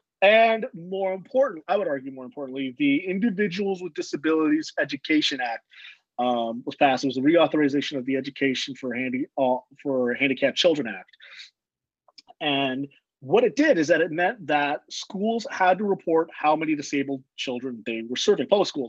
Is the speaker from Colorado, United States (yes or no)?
no; Chicago, Illinois, United States; born there; So as a Mexican American man, I was born in Chicago, but my dad's from Texas and my mom is from California.